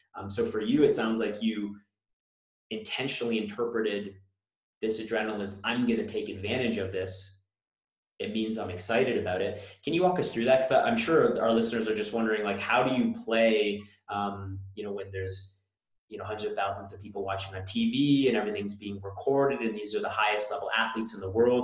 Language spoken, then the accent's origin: English; Newmarket, Ontario, Canada; I grew up in Newmarket, so I watched the Hurricanes